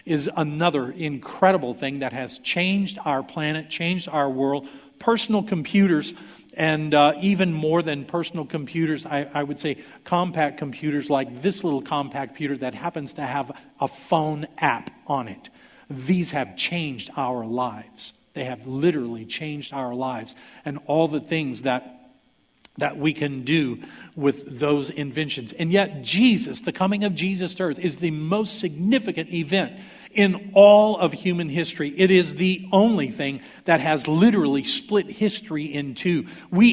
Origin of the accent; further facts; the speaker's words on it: Houston, Texas, United States; I was born in 1954 in St. Luke's Hospital in Houston, Texas, to Don and Sophia Neal